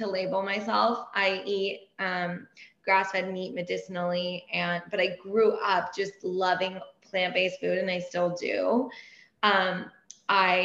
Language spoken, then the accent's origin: English; Laguna Beach, California, United States; first language Persian; English is a second language; I grew up in Laguna